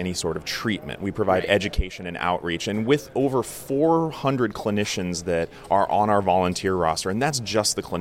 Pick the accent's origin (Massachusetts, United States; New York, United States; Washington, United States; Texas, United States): Washington, United States; Seattle; Seattle, Washington